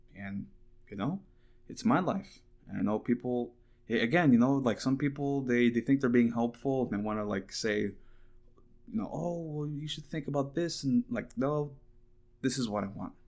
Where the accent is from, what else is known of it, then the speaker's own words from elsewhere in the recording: Saint Croix, U.S. Virgin Islands; also born or lived in Katy, Texas; now in Huntsville, United States; I got uprooted from my hometown in Saint Croix. I was living in Saint Croix and I got uprooted